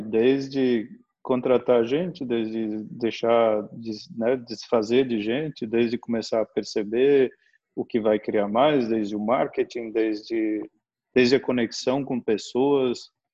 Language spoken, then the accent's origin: Portuguese; Santa Catarina, Brazil; also born or lived in Minas Gerais; Nasci em Minas, me mudei aqui para o sul, para Santa Catarina, quando eu tinha cinco para seis anos, né? Minha mãe mudou para cá e praticamente a infância eu vivi aqui